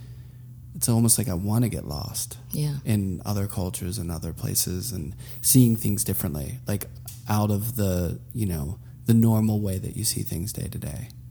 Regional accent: United States; also born or lived in Queens; an American

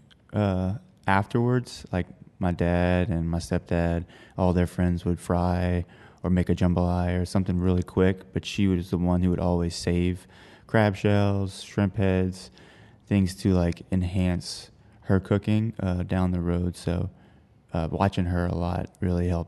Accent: Houma, Louisiana, United States; also born or lived in Baton Rouge / New Orleans; I grew up in Houma, Louisiana, very close to multiple bayous

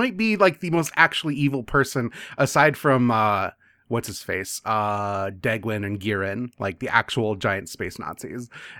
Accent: United States; As an American

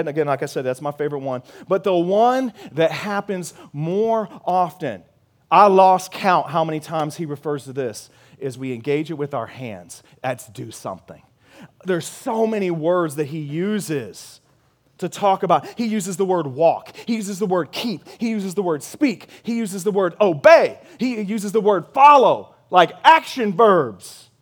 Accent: Missouri, United States; moved away as an adult; now in San Antonio, United States; I'm from Missouri

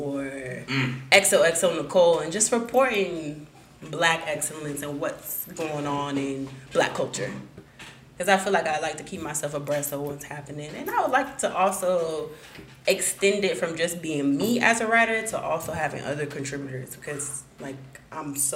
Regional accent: South Florida, United States; I'm born and raised in South Florida

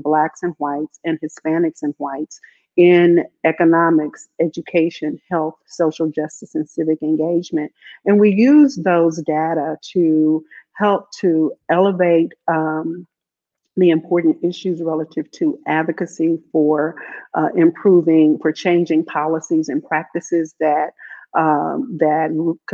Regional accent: Kansas City, Missouri, United States; I grew up here in Kansas City on 20th Street, just off of Indiana

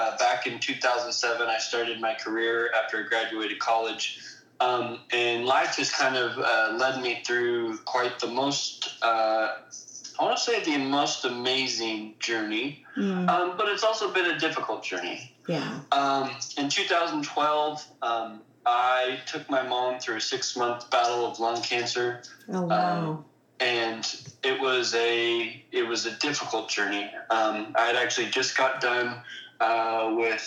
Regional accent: Bonney Lake, Washington, United States; we grew up in Washington State

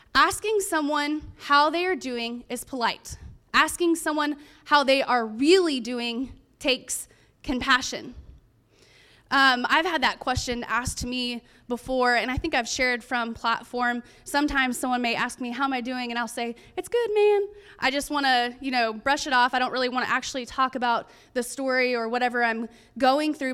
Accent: California, United States; I'm from California

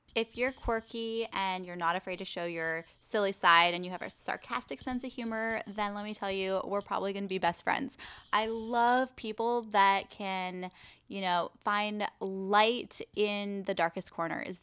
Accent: Vancouver Island, British Columbia, Canada; moved away as an adult; now in Los Angeles, United States; I am originally from Vancouver Island, British Columbia, Canada

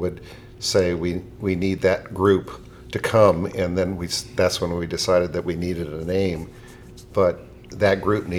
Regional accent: Baton Rouge, Louisiana, United States; now in Baltimore, United States; I was originally from Baton Rouge, currently live in Baltimore.

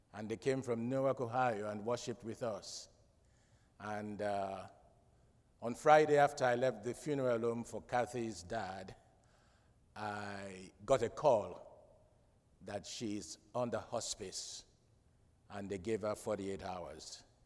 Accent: Freetown, Western Area, Sierra Leone; moved away; growing up in Freetown, I listened to, to the national radio and they play good music.

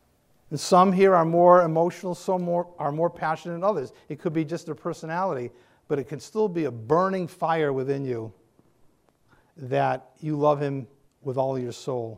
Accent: New England, United States; I'm from New England. I can't do any of that.

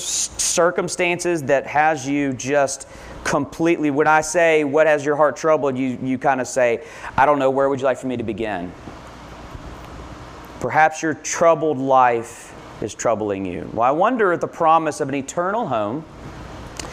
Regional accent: Lexington, United States; I grew up here in Lexington

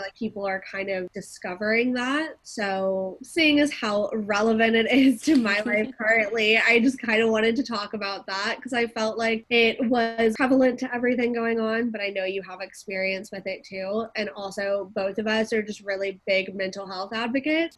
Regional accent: Atlanta, Georgia, United States; also born or lived in San Diego; I was born and raised here in Atlanta, Georgia, and I moved to San Diego for college

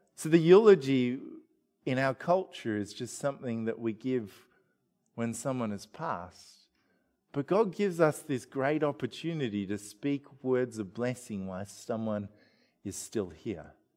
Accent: Australia; we're typical Australian family

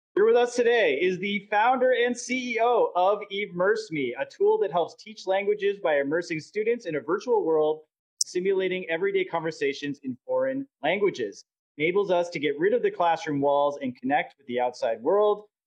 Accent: Canada; moved away; I'm originally from Canada

